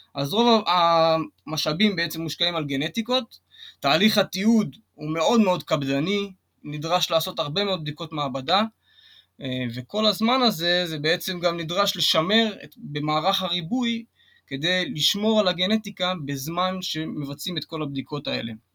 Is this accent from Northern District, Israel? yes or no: no; Kiryat Gat, Southern District, Israel; אני גדלתי בקריית גת